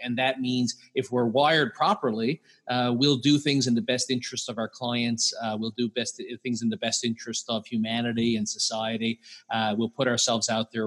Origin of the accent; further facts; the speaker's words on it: Newfoundland and Labrador, Canada; I'm from Newfoundland, Canada